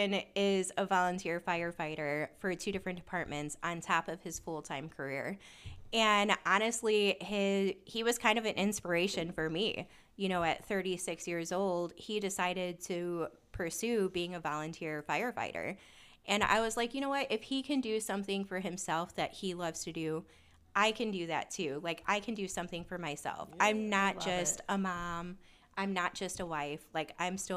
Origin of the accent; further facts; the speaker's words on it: Chicago, Illinois, United States; I actually grew up in South Chicago